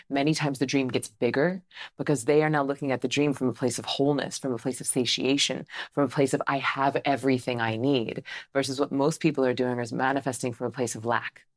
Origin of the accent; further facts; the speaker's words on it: Tallahassee, Florida, United States; I grew up Southern Baptist, right? So I'm from Tallahassee, Florida